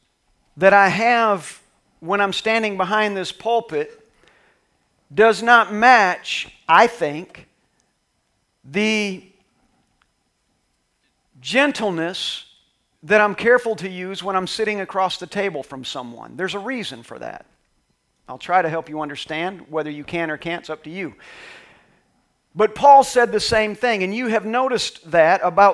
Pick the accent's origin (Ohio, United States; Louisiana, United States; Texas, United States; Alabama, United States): Texas, United States; I'm from Texas, so we don't say our H's